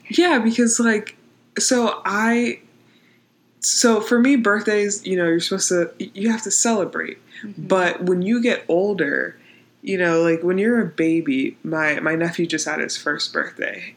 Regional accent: Pittsburgh, Pennsylvania, United States; I'm from Pittsburgh

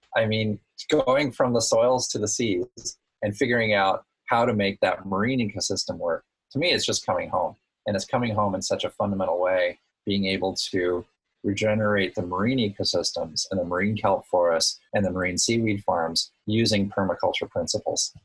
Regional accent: Woods Hole, Massachusetts, United States; also born or lived in Hawaii; my hometown of Woods Hole

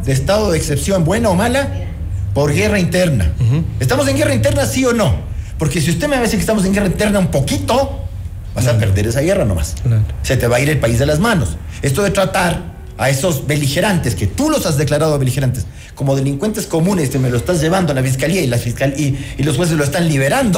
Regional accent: Ecuador; sí somos los ecuatorianos

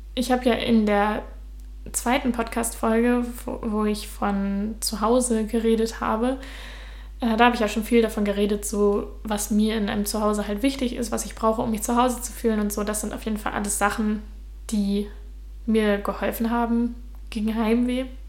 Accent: Germany; first language German; moved away as an adult; also born or lived in Utrecht, Netherlands; now in Denmark; ich bin jetzt aus Deutschland weggegangen, ich bin jetzt im Ausland

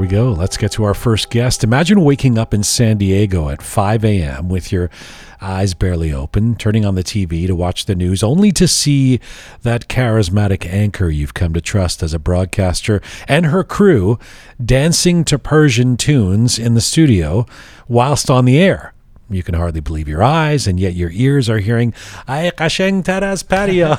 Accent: Canada

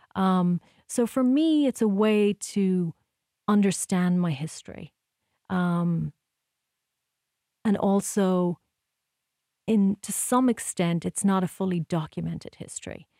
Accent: Ireland; moved away as an adult; also born or lived in New York; now in United States; growing up in Ireland

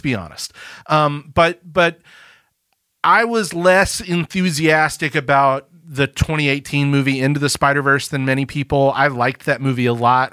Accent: Birmingham, Alabama, United States; I am from Birmingham, Alabama

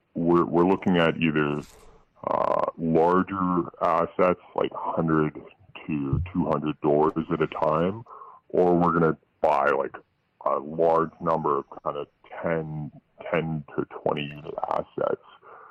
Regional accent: Toronto, Ontario, Canada; So I'm actually from Toronto

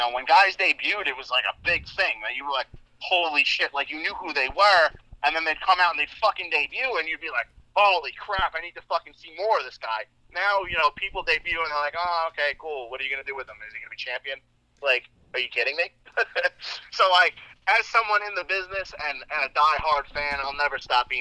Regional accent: Islip, New York, United States; my hometown of Islip, New York

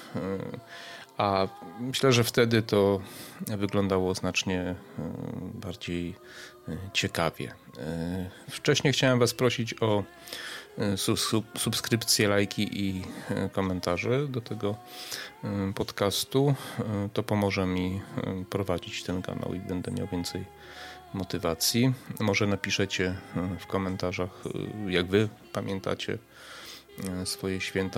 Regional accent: Przemyśl, Subcarpathian Voivodeship, Poland; pochodzę z Przemyśla, mieszkaliśmy w takim mieszkaniu na parterze

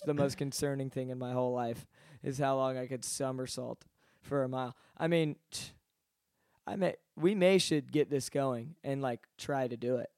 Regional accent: Atlanta, Georgia, United States; I'm from Atlanta

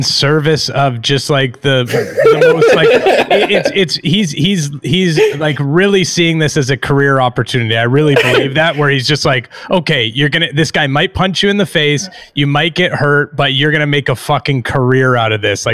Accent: Canada; being a Canadian as I am

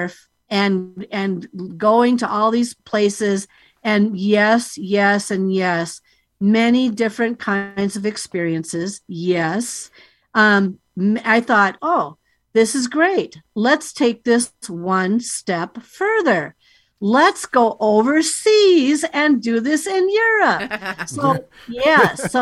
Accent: United States; I'm here from the United States.

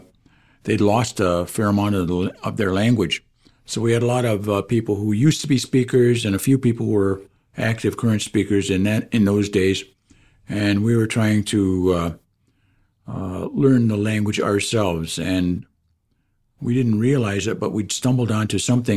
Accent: Oswegen, Ontario, Canada; I'm from Oswegan.

